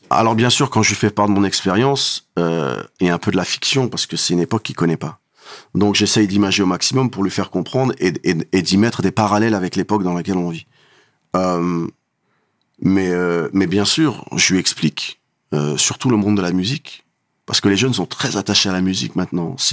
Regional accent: Morocco; Coupe du monde, je suis marocain, tu montes, tu descends

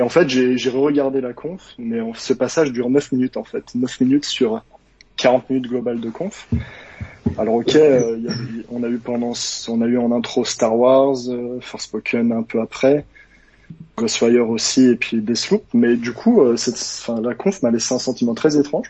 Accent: Savoie, Auvergne-Rhône-Alpes, France; je viens euh, de Savoie

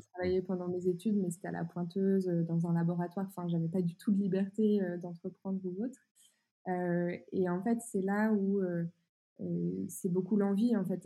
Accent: Burgundy, Bourgogne-Franche-Comté, France; now in northern France; moi je viens d'un petit village euh, de 1000 habitants euh, au fin fond de la Bourgogne

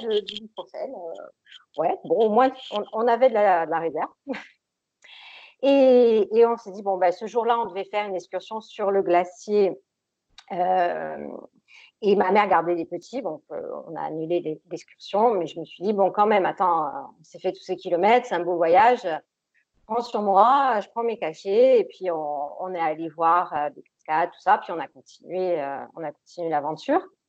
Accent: Corsica, France; je suis corse. Et donc, je vis je travaille euh, dans mon île de beauté, à l'île Rousse

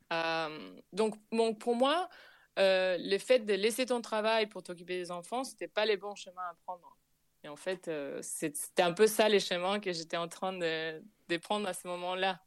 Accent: Buenos Aires, Argentina; French is a second language; moved away as an adult; now in Paris, France; chez moi, en Argentine

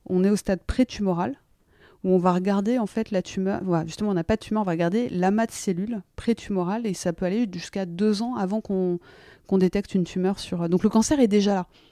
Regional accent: France; moved away as an adult; also born or lived in United States; je me sens très française et très américaine, donc c'est toujours très compliqué. Et moi, je suis partie, j'avais 26 ans de France

